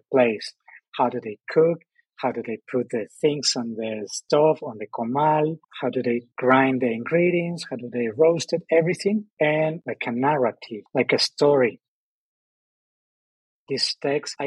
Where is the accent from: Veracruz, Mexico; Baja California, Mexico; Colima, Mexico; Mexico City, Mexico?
Baja California, Mexico; Ensenada; English is a second language; now in Oaxaca, Mexico; I'm Mexican, but I'm from the north, I'm from Ensenada, and I'm still a foreigner in Oaxaca